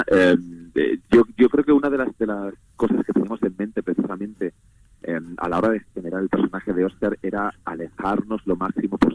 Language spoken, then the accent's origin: Spanish; Andalusia, Spain; now in Madrid, Spain; lo que pasa es que llevo viviendo en, en, en, Madrid bastantes años porque siendo actor, donde está el trabajo.